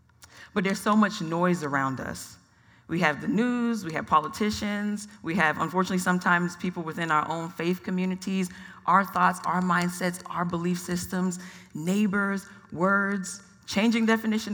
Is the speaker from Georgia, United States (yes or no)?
yes; Atlanta, Georgia, United States; now in Phoenix, United States; I'm a first-generation Nigerian-American. I was born in Atlanta, Georgia